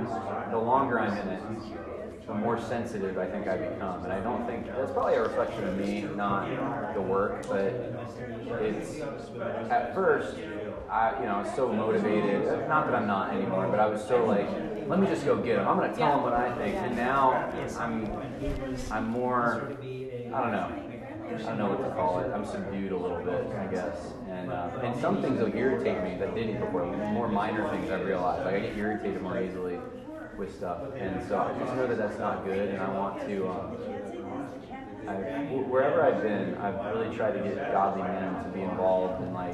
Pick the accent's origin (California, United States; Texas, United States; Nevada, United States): California, United States; Anaheim; moved away; I was born in Anaheim. So my family all lives out there